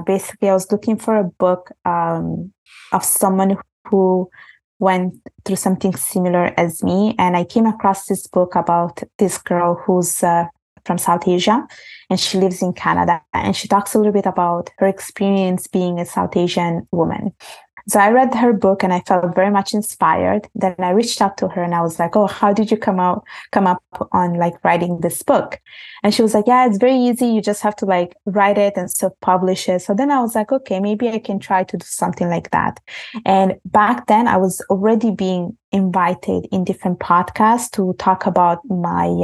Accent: Italy; moved away; when I was growing up in Italy, basically, I was brought up in Italy. I was born there, and my parents are from Bangladesh

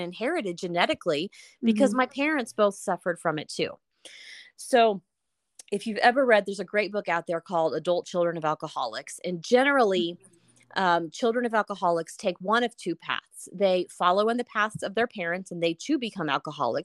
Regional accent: Houston, Texas, United States; now in Denver, United States; So I was born in Houston, Texas, and I currently live in Denver

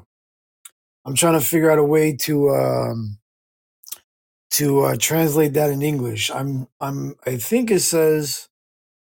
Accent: New Jersey, United States; my hometown of New Jersey, in the United States

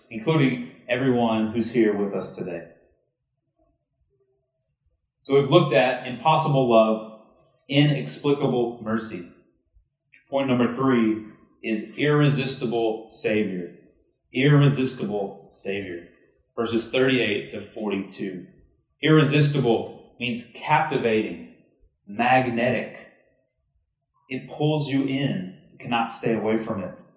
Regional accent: Texas, United States; I'm from Texas.

